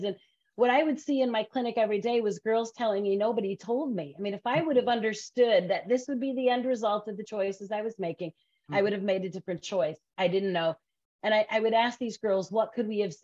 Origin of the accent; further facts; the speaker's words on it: Grand Rapids, Michigan, United States; moved away as an adult; also born or lived in Chicago; I grew up in West Michigan in Grand Rapids, and a lot of my family is still there